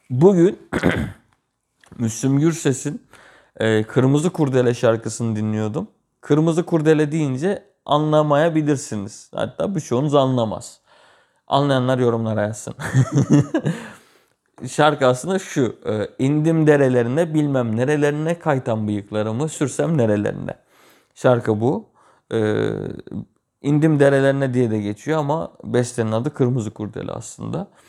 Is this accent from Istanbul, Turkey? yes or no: no; Gölcük, Kocaeli, Turkey; also born or lived in Kütahya; Ben 7 Kasım 96'da doğdum. Kütahya'da doğdum. Sonrasında biz bir 6-7 ay sonra şey geldik. Kocaeli'ye, Gölcük'e geldik.